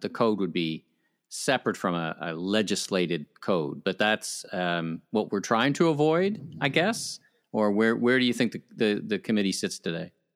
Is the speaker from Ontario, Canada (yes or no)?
yes; Ottawa, Ontario, Canada; moved away; the town that fun forgot my hometown ottawa